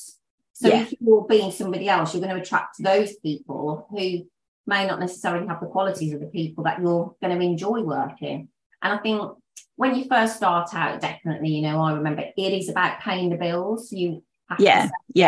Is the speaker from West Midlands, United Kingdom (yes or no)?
yes; Black Country, West Midlands, United Kingdom; moved away; also born or lived in Worcestershire; we're originally from the Black Country